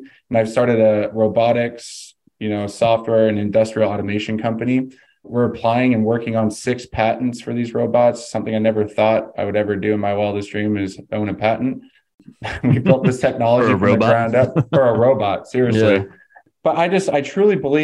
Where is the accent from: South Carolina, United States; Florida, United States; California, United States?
California, United States; moved away as an adult; now in Phoenix, United States; I'm actually from California. I got an athletic scholarship to come to Arizona